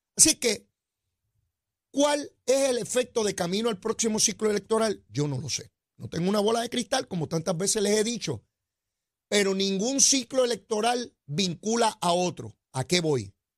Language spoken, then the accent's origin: Spanish; Puerto Rico; nosotros los puertorriqueños